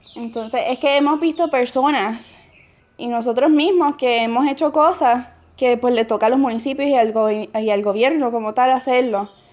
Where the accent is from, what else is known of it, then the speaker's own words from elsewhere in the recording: Puerto Rico; moved away as an adult; yo soy puertorriqueña